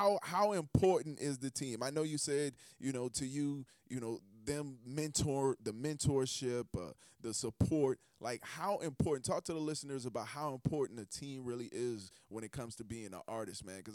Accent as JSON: {"language": "English", "town": "Charleston", "region": "South Carolina", "country": "United States", "tie": "born or raised there", "said": "my hometown as well, Chucktown, Bucktown"}